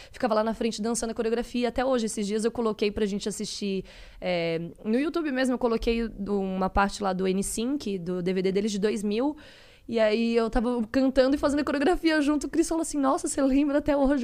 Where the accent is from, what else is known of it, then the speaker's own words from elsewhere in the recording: Florianópolis, Santa Catarina, Brazil; eu sou é, de Florianópolis, Santa Catarina, cresci lá.